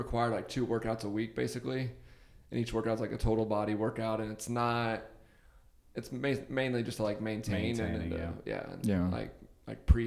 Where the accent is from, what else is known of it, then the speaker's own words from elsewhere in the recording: Arizona, United States; moved away as an adult; also born or lived in Auburn, Alabama; now in Los Angeles, United States; I'm from Arizona